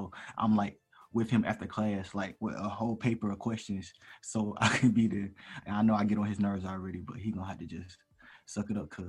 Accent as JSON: {"language": "English", "town": "Columbia", "region": "South Carolina", "country": "United States", "said": "I'm from Columbia, South Carolina. I'm a special education major."}